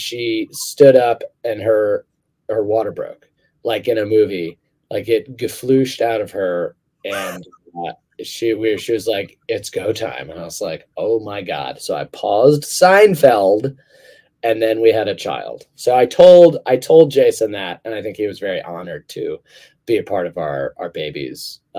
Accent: United Kingdom; or like something on the telly, which I say because I'm British, you know, that's also its own beast.

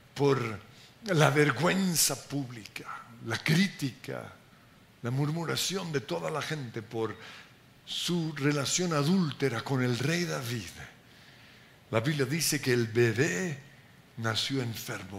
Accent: Colombia; porque somos colombianos

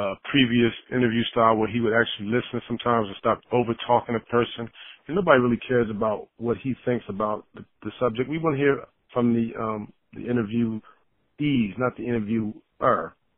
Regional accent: Philadelphia, Pennsylvania, United States; now in Los Angeles, United States; Yo, this is … from L.A. I'm originally from Philly.

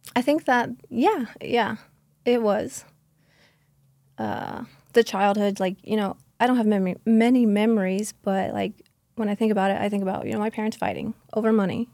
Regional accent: Okeechobee, Florida, United States; born and raised in South Florida, a small town called Okeechobee, very backwoods

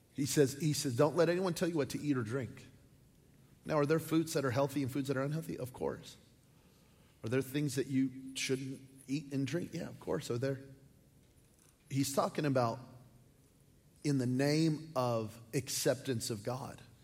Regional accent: New Mexico, United States; I'm from New Mexico

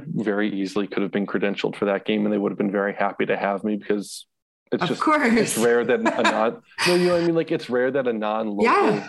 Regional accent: Massachusetts, United States; Like I'm from Massachusetts.

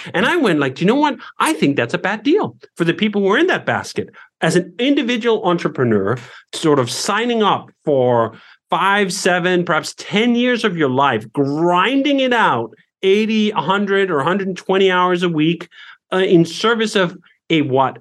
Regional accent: Denmark; moved away as an adult; now in United States; growing up in Denmark

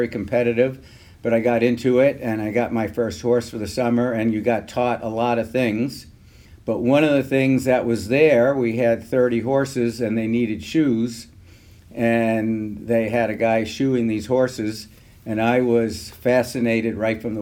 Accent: New York City, New York, United States; I grew up in South Bronx, New York City

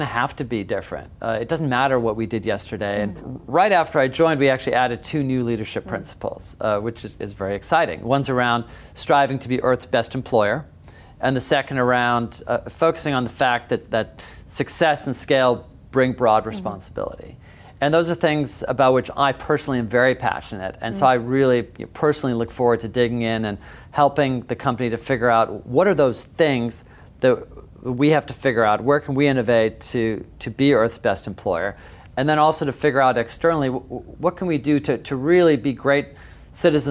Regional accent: Seattle, Washington, United States; I grew up in Seattle

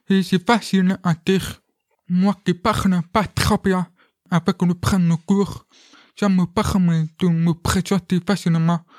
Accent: France; Comme euh, moi, je suis français et un peu italien.

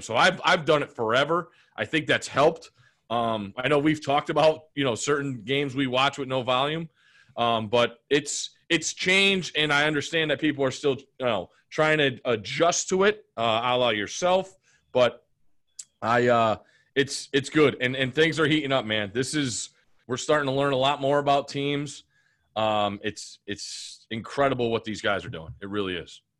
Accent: Connecticut, United States; moved away; growing up in Connecticut

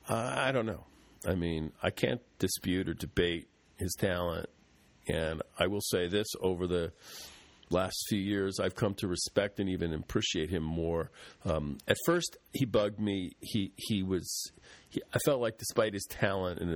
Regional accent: United States; as an American

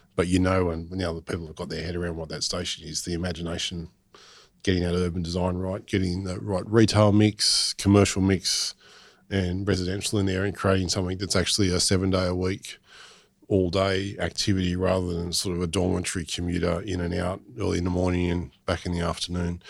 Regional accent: Botany, New South Wales, Australia; I grew up in in Botany

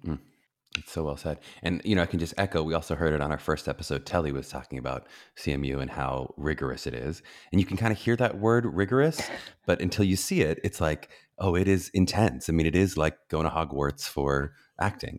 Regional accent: Pittsburgh, Pennsylvania, United States; Pittsburgh, Pennsylvania, my hometown

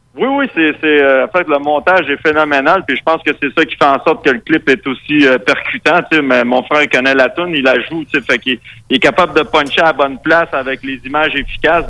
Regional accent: Quebec, Canada; accent: très québécois; first language Spanish; French is a second language; mon accent très québécois

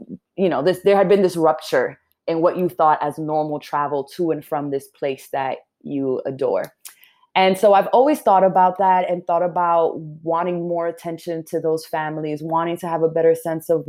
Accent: New York City, New York, United States; I was born and raised in New York City

